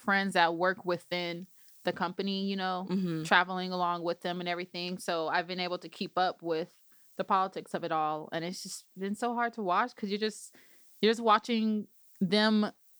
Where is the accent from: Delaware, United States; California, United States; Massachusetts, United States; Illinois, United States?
Illinois, United States; Chicago; now in Evanston, United States; I'm from Chicago, but I live in Evanston.